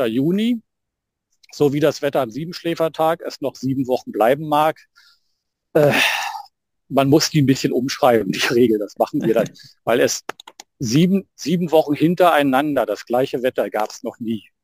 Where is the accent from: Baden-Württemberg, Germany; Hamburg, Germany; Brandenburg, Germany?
Brandenburg, Germany; bei uns in Brandenburg